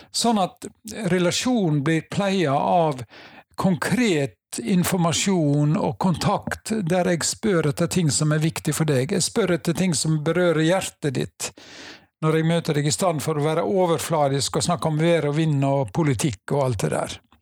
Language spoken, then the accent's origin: Norwegian; Nordhordland, Vestland, Norway; Jeg er fra Nordhordland. Uh, bor på Seim i Alver kommune.